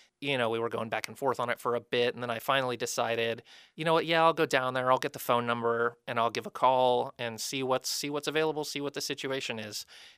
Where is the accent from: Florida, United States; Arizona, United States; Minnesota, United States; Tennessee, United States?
Florida, United States; I'm from Florida. And when we moved up here, my wife and I were talking about it